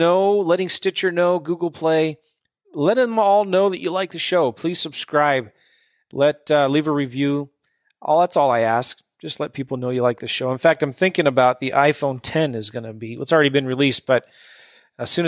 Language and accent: English; San Diego, California, United States; I'm from San Diego. Was raised there.